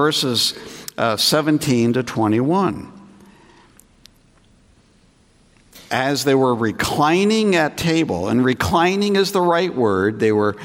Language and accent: English; New England, United States; moved away as an adult; also born or lived in Greenville, South Carolina; I grew up in New England, and I felt God calling to serve as a pastor back in New England.